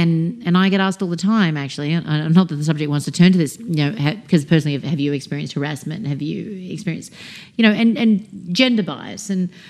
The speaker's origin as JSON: {"language": "English", "region": "New South Wales", "country": "Australia", "lives_now": "United States", "said": "their father is American, I'm Australian. We actually just bought an apartment back in Sydney that's being built right now"}